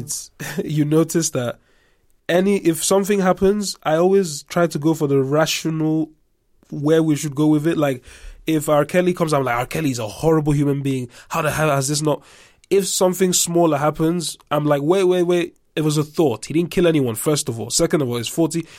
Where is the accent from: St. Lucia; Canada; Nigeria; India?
Nigeria; moved away; also born or lived in England; I'm Nigerian, right? So I grew up half in Nigeria, half in England.